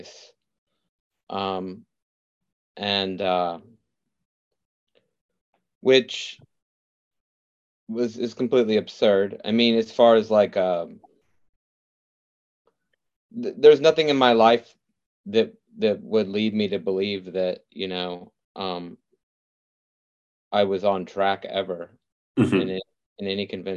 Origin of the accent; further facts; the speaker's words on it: Midwest, United States; I'm from the Midwest